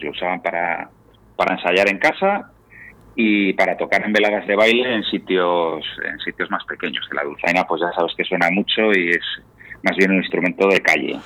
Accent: Valladolid, Castile and León, Spain; moved away as an adult; also born or lived in Palencia; now in Asturias, Spain; soy palentino de eh. nacimiento, pero me crié en Valladolid.

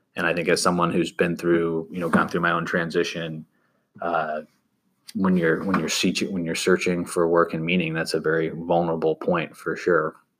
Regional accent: Sandy Springs, Georgia, United States; originally born and raised in Sandy Springs, Georgia, which is a suburb just north of Atlanta

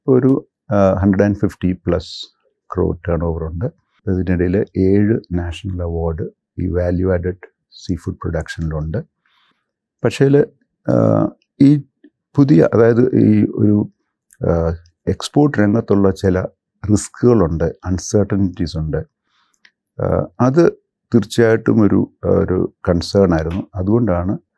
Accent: Thiruvalla, Kerala, India; also born or lived in Kottayam, Kerala / Kochi, Kerala; എൻ്റെ സ്വദേശം തിരുവല്ലയാണ് ഞാൻ പഠിച്ച സ്കൂളിംഗ്

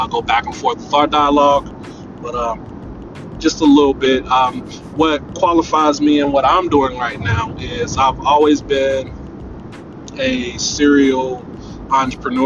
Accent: Cincinnati, Ohio, United States; I was born and raised here in Cincinnati, Ohio

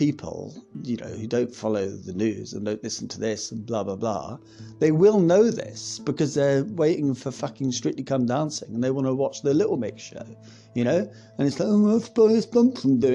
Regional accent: Scotland, United Kingdom; being Scottish as I am

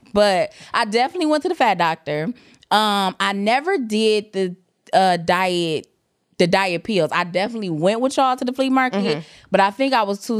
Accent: Jamaica; you know, I'm Jamaican. I got 2-3 jobs.

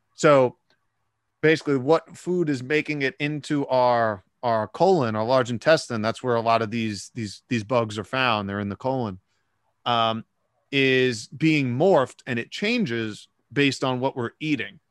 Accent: New York City, New York, United States; I live in Brooklyn, New York, but I, uh, I grew up in New York City

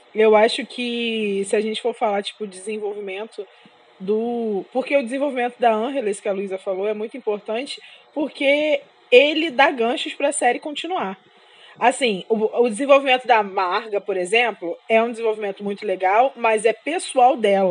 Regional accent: Brazil; como uma boa brasileira

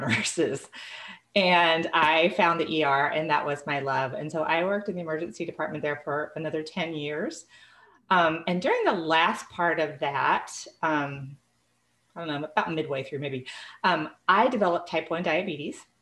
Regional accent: Illinois, United States; moved away as an adult; now in Texas, United States; I grew up in Illinois.

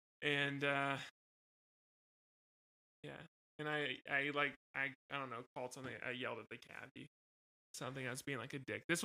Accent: Philadelphia, Pennsylvania, United States; So I was born and raised in West Philadelphia.

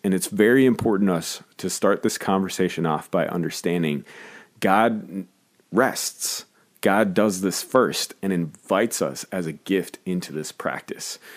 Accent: Minnesota, United States; as a Minnesotan

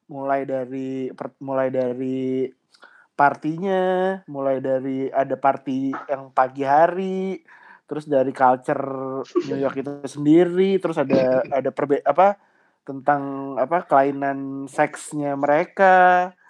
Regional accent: Jakarta, Indonesia; Ya kalau gue tuh suka itu pertama ya karena kita kan sebagai orang Jakarta

